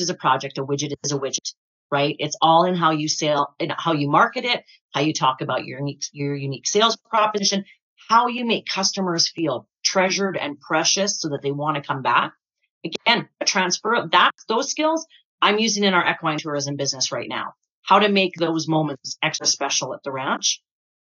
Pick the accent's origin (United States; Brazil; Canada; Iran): Canada; Waterton, Alberta; I grew up in Waterton